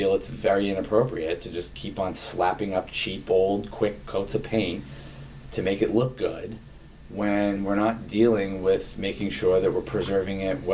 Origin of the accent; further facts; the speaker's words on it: Bolton, Massachusetts, United States; I grew up in Bolton